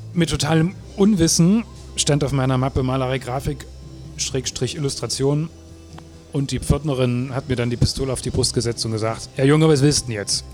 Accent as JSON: {"language": "German", "town": "Erfurt", "region": "Thuringia", "country": "Germany", "moved": "as an adult", "lives_now": "Leipzig, Germany", "said": "ich komme aus Erfurt"}